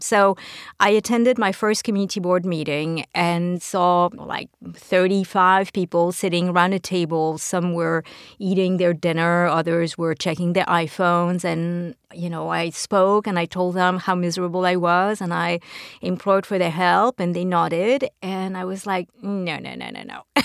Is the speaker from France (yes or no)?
yes; France; now in New York City, United States; I'm from France originally